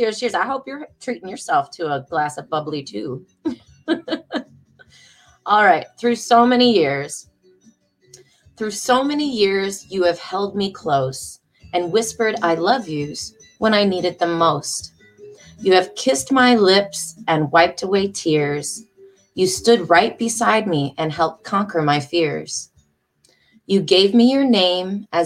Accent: Detroit, Michigan, United States; moved away as an adult; now in Charlotte, United States; I am from Michigan, Detroit, Michigan, the Great Lakes state. So I did grow up around water, like the lakes, the Great Lakes

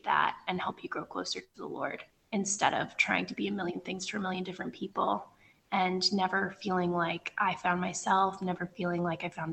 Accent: Northern Virginia, United States; moved away as an adult; now in West Africa; I'm from Northern Virginia, right outside of Washington, D.C.

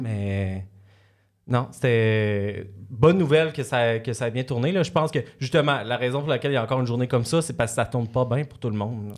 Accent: Salaberry-de-Valleyfield, Quebec, Canada; On, a l'attitude de la région à Valleyfield, mais c'est une ville

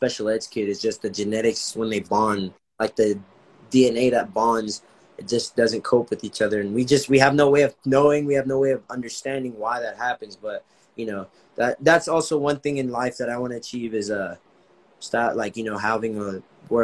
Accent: Los Angeles, California, United States; moved away; I was born and raised in Los Angeles

